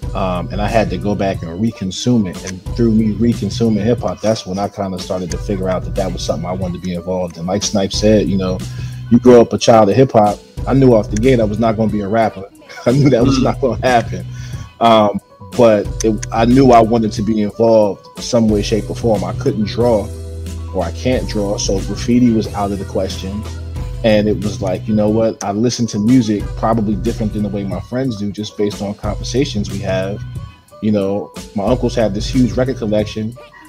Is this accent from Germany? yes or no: yes; Germany; So my early years, man, I grew up in Germany. So for me, I didn't grow up in the 80s, like, seeing hip-hop. I always got it secondary.